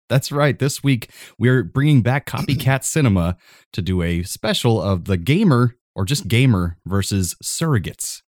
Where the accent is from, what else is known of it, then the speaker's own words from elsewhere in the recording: Florida, United States; I grew up here in Florida